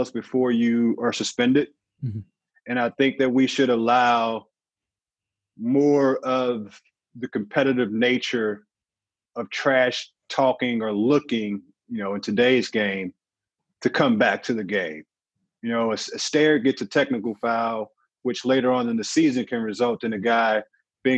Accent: St. Louis, Missouri, United States; I'm from St. Louis, so it's not necessarily a walking city.

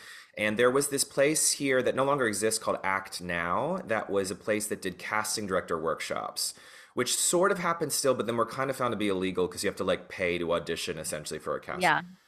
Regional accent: North Carolina, United States; also born or lived in Texas / New Jersey / New York; So I was born in North Carolina, but I grew up in North Carolina, Texas, New Jersey, and I lived in New York for a second.

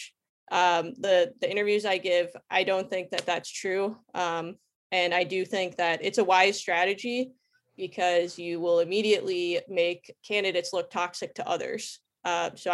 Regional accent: Wisconsin, United States; also born or lived in Texas; now in San Diego, United States; I am a proud Wisconsin native

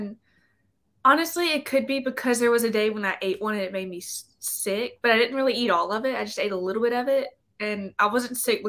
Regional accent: Vicksburg, Mississippi, United States; Mm-hmm. I'm from Vicksburg.

